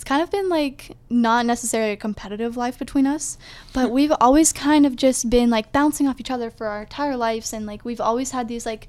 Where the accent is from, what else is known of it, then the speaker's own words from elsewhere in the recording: Ohio, United States; Well, so I'm like from Ohio. I have family that is like on the edge, very eastern part of Ohio.